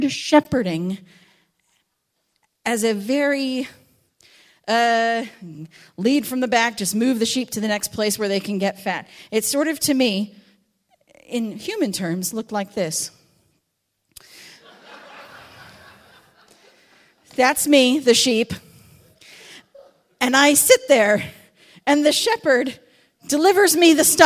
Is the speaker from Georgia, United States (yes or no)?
no; Southern California, United States; now in Wales, United Kingdom; I'm from Southern California